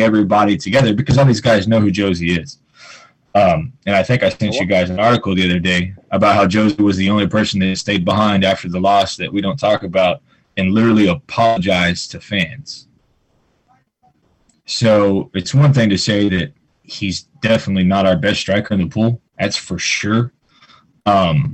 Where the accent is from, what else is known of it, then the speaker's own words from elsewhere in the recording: United States; we're American.